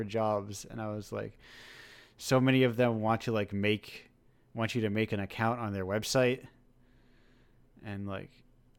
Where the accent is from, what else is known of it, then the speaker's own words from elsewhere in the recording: New England, United States; I'm from New England